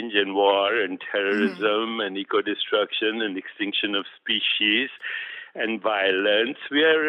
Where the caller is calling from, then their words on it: New York, United States; Actually, I live non-locally, but my physical body is in New York at the moment.